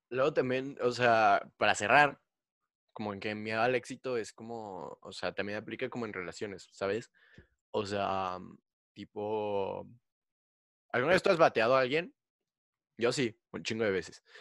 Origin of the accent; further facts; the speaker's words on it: Mexico; yo soy de México